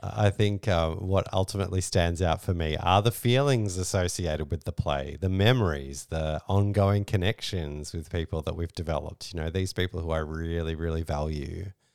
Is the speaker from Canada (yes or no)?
no; Australia; We're Australian